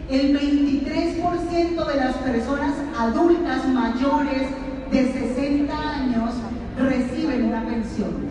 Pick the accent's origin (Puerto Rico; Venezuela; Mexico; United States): Venezuela; moved away; Yo como venezolana vivo esto todos los días.